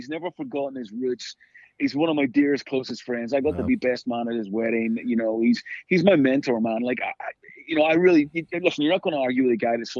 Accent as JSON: {"language": "English", "town": "Belfast", "region": "Northern Ireland", "country": "United Kingdom", "tie": "born or raised there", "moved": "yes", "said": "We grew up in Belfast in the 70s and 80s with all the craziness going on."}